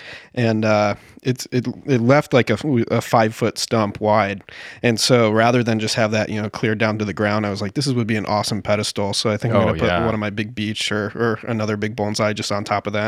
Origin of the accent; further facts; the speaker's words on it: St. Louis, Missouri, United States; In St. Louis, Missouri.